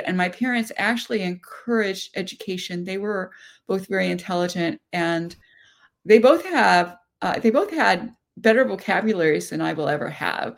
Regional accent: Seattle, Washington, United States; I was born in Seattle, Washington, not far from where I live now

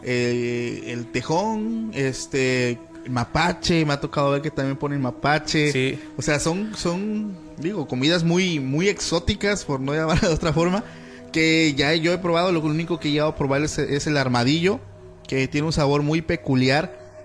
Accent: Mexico; aquí en mi país

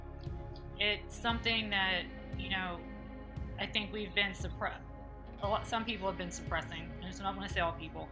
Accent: Reading, Pennsylvania, United States; moved away as an adult; now in Myrtle Beach, United States; I was born and raised in Reading, Pennsylvania, which is 55 miles west of Philadelphia

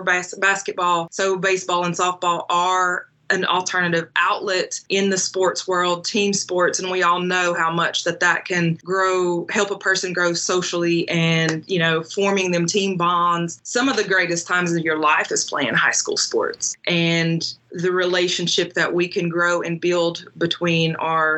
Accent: Western North Carolina, United States; continued our roots here in our ancestral homelands

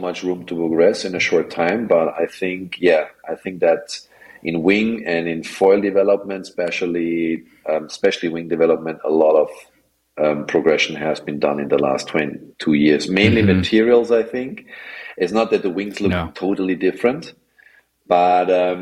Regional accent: Vienna, Austria; I come from Austria, Vienna. So I come from a landlocked country

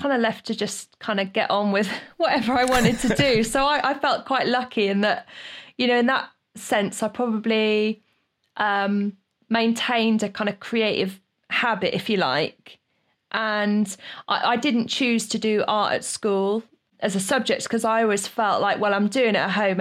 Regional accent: Great Yarmouth, East of England, United Kingdom; to work as an artist in my hometown

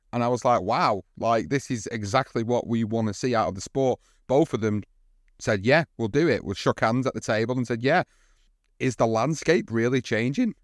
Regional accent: United Kingdom

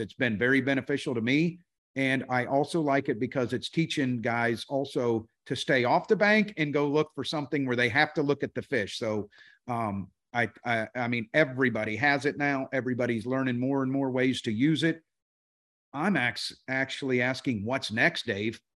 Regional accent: Florida, United States; we grew up in Florida

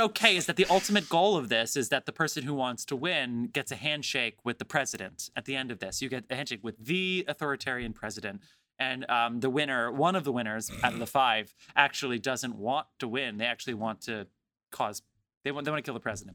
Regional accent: New Jersey, United States; I'm from New Jersey

